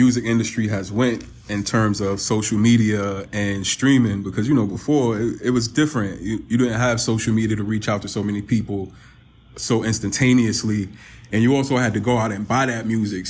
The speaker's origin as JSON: {"language": "English", "town": "New York City", "region": "New York", "country": "United States", "tie": "born or raised there", "also_born_or_lived": "Astoria, Queens", "said": "we both grew up in New York City, you in Queens and me in Harlem"}